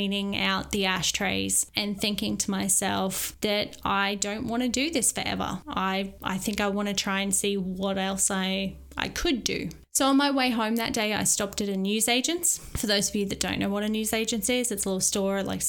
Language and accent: English; Maryborough, Australia; moved away; my hometown of Maryborough